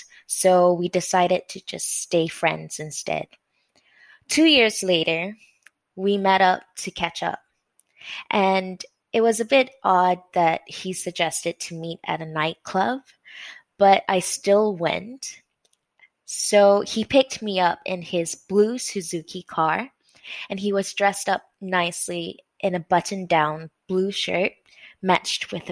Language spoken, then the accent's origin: English; Malaysia; I grew up in Malaysia